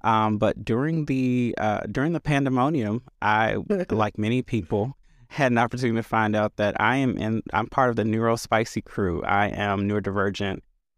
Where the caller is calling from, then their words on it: Chicago, Illinois, United States; My pronouns are he, him, and I am joining from Chicago, where I serve in a few roles.